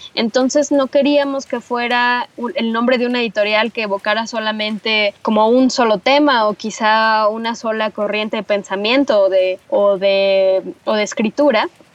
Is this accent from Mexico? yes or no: yes; Teotihuacán, State of Mexico, Mexico; yo crecí en Teotihuacán, que es esta zona arqueológica fabulosa que está en el Estado de México. Ahí pasé toda mi infancia y parte de mi adolescencia.